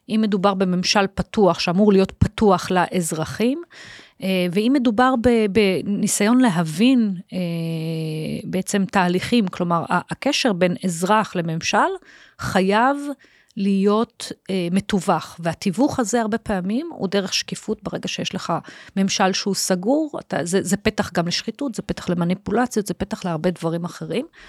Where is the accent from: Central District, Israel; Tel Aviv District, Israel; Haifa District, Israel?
Tel Aviv District, Israel; Holon; הילדות בחולון